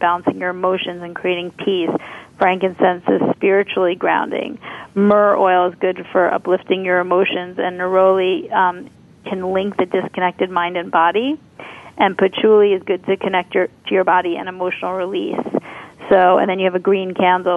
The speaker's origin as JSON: {"language": "English", "town": "New York City", "region": "New York", "country": "United States", "said": "being a New Yorker"}